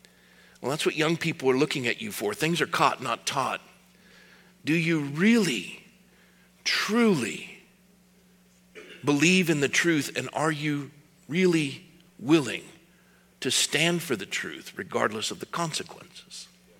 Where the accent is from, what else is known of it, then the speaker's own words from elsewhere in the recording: Scotland, United Kingdom; I'm from Scotland. We don't like dates. You can't make scotch out of dates.